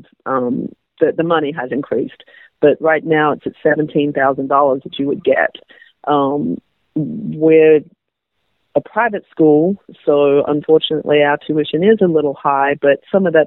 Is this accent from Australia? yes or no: yes; Australia; now in United States; I'm Australian